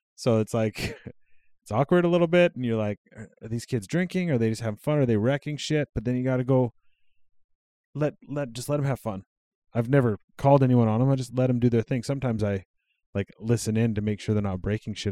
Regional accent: Cold Lake, Alberta, Canada; also born or lived in Regina, Saskatchewan; I moved from Cold Lake to Sylvan Lake when I was twelve

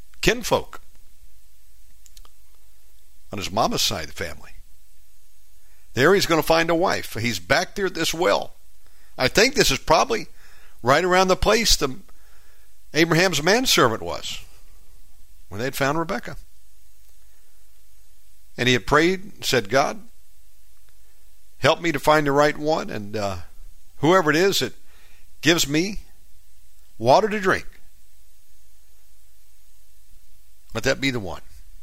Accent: Warner Robins, Georgia, United States; born there; I didn't grow up in Lyons. I was born in Warner Robins, about 100 miles, I think, outside of Atlanta or so.

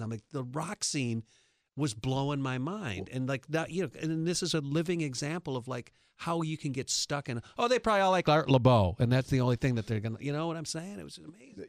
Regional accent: New York, United States; now in Los Angeles, United States; I'm from New York

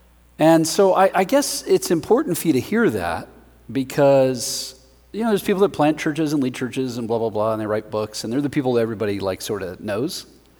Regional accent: Denver, Colorado, United States; I am from Denver, Colorado.

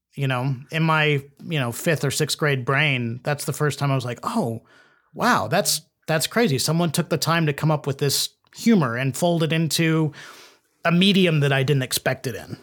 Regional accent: Edmond, Oklahoma, United States; I'm from Oklahoma, um, uh, Edmond, Oklahoma, uh, which is just north of Oklahoma City, and we had um, a two-story house

